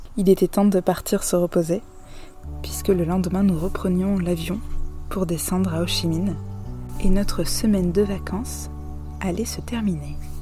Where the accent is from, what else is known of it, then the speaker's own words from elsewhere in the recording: France; vous nous reconnaissez en tant que Français